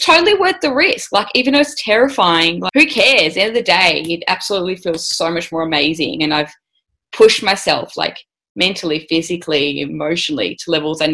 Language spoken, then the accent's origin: English; Melbourne, Victoria, Australia; I'm from Melbourne, Australia. So grew up, went to university